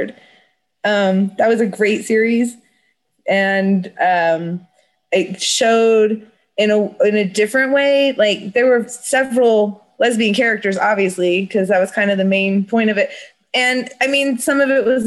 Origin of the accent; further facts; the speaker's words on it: Oakland, California, United States; I grew up in Oakland, which is right across the bridge from San Francisco in the 80s